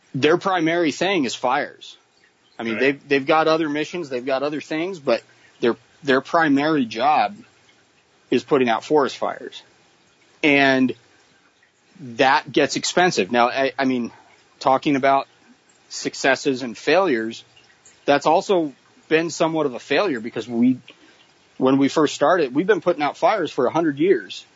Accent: Boise, Idaho, United States; because I grew up in Boise

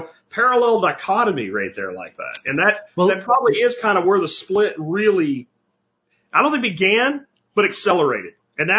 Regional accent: Pennsylvania, United States; The place I'm talking about is in a rural mining community of Pennsylvania is where I actually grew up.

